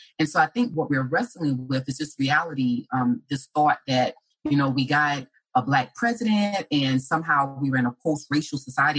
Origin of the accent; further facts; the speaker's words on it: Orangeburg, South Carolina, United States; moved away; I was born in South Carolina, raised in a small town of Orangeburg, which is about 45 minutes south of the state capital of Columbia.